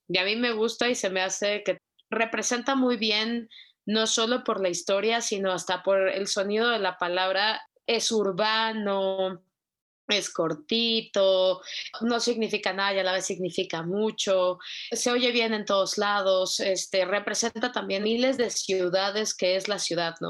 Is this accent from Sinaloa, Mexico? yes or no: no; Mexico City, Mexico; vengo de Ciudad de México.